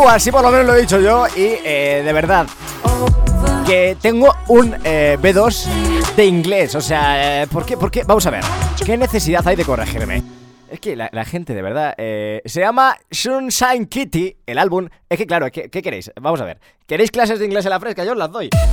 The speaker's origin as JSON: {"language": "Spanish", "country": "Spain", "said": "¿Cómo somos los españoles?"}